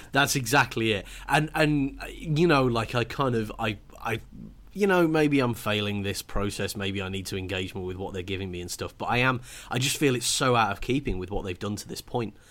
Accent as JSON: {"language": "English", "country": "United Kingdom", "said": "because I'm British"}